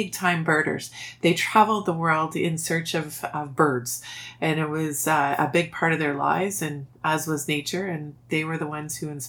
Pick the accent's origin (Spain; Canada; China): Canada; Ottawa, Ontario; I grew up in Ottawa, and I've lived and stayed in Ottawa my entire career